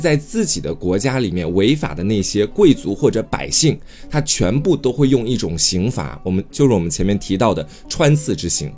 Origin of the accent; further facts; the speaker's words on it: China; 在我们中国人看来